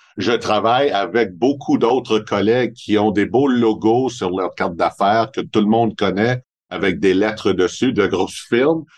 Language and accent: French; Montreal, Quebec, Canada; accent: Montreal; j'ai vraiment un accent de Montréal. Mais c'est normal parce que ça fait 58 ans que je reste à Montréal